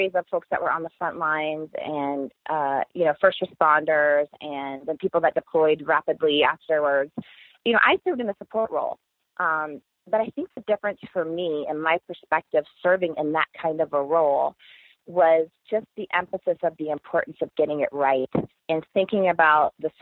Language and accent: English; Maine, United States; moved away as an adult; I enlisted from my home state of Maine. And, you know, grew up in a small town USA in a lake community.